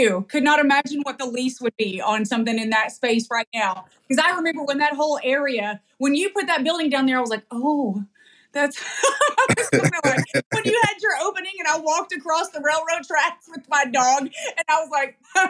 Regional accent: Knoxville, Tennessee, United States; I'm from Knoxville, Tennessee.

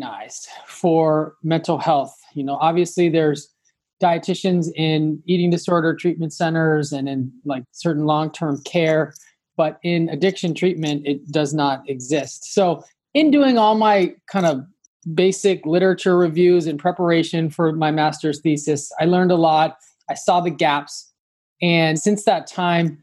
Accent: Los Angeles, California, United States; I am from Los Angeles originally. So, you know, growing up

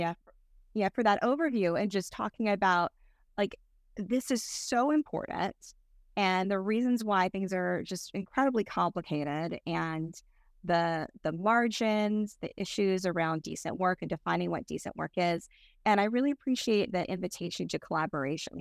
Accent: North Carolina, United States; North Carolina, which is my home state as well

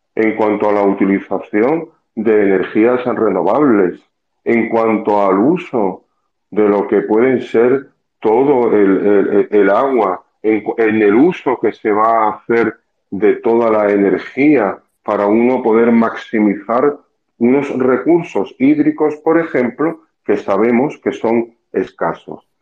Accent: Costa del Sol, Andalusia, Spain; moved away as an adult; now in Punta Cana, Dominican Republic; Yo en España trabajaba, soy del sur, de la Costa del Sol

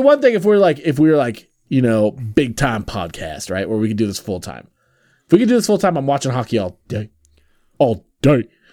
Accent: Pacific Northwest, United States; Growing up in the Pacific Northwest

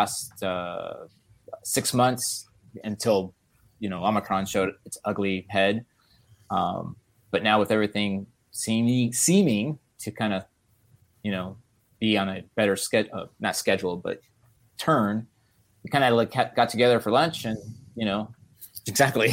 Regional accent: Los Angeles, California, United States; I grew up in Los Angeles

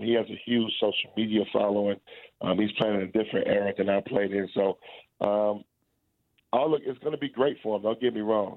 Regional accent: Chicago, Illinois, United States; moved away as an adult; also born or lived in Lexington, Kentucky; I was a kid from Chicago that went to Montcalm, a small private school

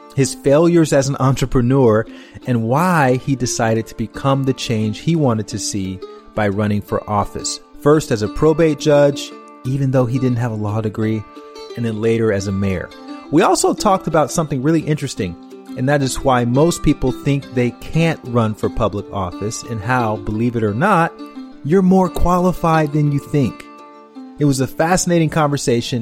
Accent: Montgomery, Alabama, United States; We're both from the same place. We grew up in Montgomery, Alabama

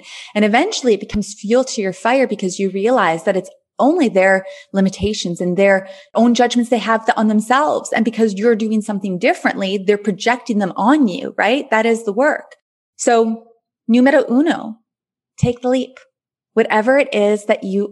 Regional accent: Thunder Bay, Ontario, Canada; moved away as an adult; also born or lived in Grenada; back in my hometown, Thunder Bay, which I love so much

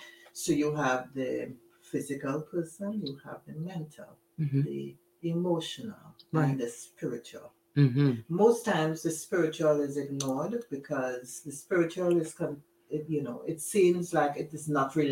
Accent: Trinidad & Tobago; moved away as an adult; now in East Orange, United States; I live in East Orange presently, but I'm from Trinidad and Tobago.

